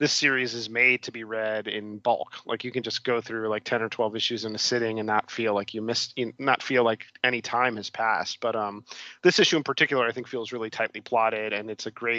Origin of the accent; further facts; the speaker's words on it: Miami, Florida, United States; I grew up in Miami